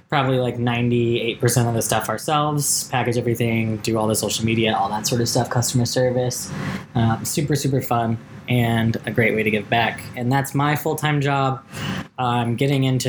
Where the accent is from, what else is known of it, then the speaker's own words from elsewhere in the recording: San Antonio, Texas, United States; now in Austin, United States; I'm from San Antonio